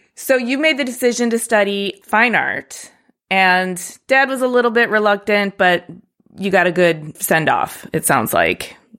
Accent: Detroit area, Michigan, United States; moved away; also born or lived in New York City / Oakland; I grew up Detroit adjacent, and then I went to New York City

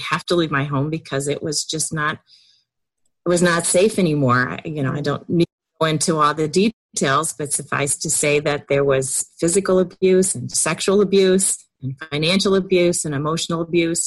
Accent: downstate Illinois, United States; also born or lived in Chicago suburbs, Illinois; I'm from Illinois. Born and raised in downstate Illinois in the middle of the cornfields

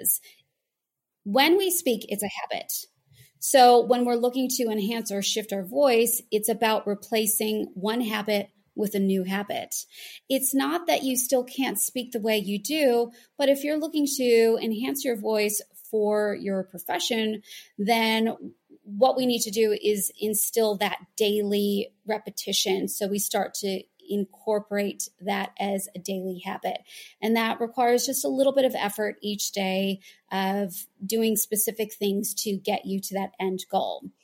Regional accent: United States; moved away as an adult; now in Sydney, Australia; I'm American

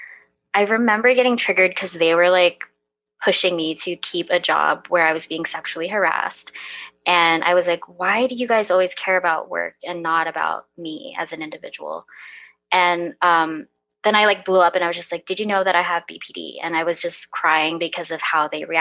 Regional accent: California, United States; now in Portland, United States; I grew up in California, but I moved to Portland

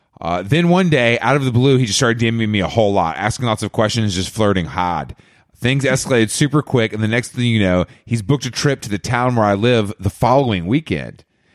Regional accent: Byron Bay, New South Wales, Australia; I'm from Byron Bay.

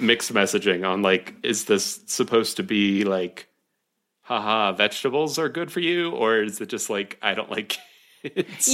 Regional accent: Ohio, United States; I'm from Ohio

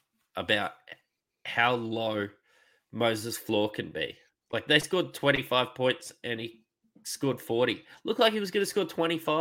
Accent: Queensland, Australia; being a Queenslander

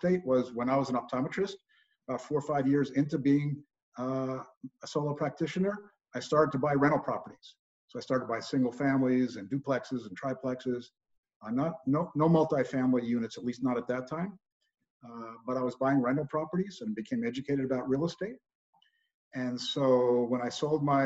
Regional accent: New York, United States; moved away as an adult; also born or lived in Los Angeles, California / Berkeley, California / Northern California; I was born and raised in New York

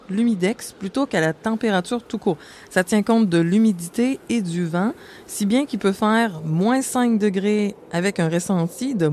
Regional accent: Montreal, Quebec, Canada; je viens de Montréal.

